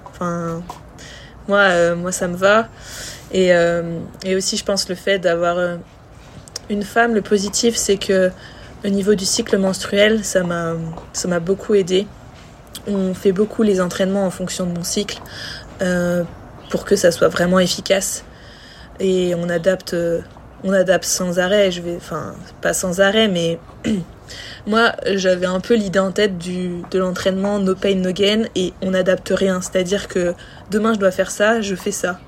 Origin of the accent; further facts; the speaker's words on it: France; on est on est française, on était toutes les deux françaises